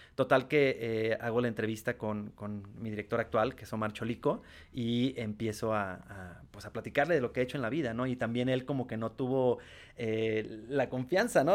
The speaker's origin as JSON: {"language": "Spanish", "town": "Tijuana", "region": "Baja California", "country": "Mexico", "said": "Yo vengo de Tijuana."}